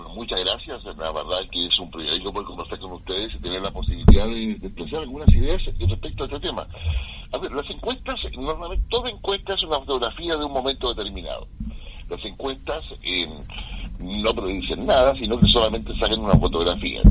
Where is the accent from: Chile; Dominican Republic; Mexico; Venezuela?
Chile; acá en, América Latina y particularmente en Chile, por nuestra cultura, nuestra idiosincrasia